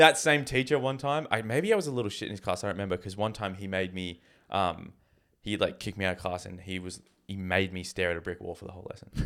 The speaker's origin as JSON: {"language": "English", "country": "Canada", "moved": "yes", "said": "I was from Canada"}